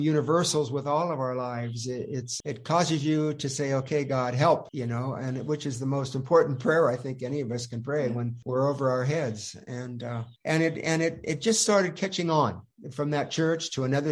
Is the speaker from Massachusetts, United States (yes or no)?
no; Petaluma, California, United States; also born or lived in Austria; Linda and I grew up in Northern California, Petaluma, Santa Rosa area